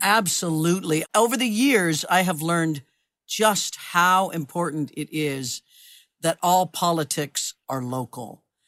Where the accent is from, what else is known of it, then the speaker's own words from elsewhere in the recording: Kansas, United States; I grew up in Kansas